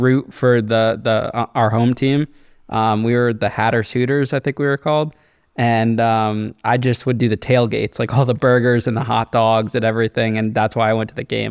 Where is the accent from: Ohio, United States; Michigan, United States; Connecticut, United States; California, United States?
Connecticut, United States; Danbury; my hometown of Danbury